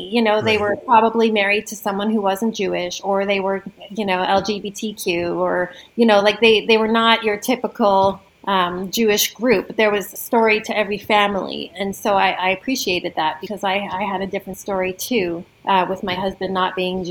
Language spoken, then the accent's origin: English; Toronto, Ontario, Canada; moved away as an adult; now in Stratford, Canada; I'm from Toronto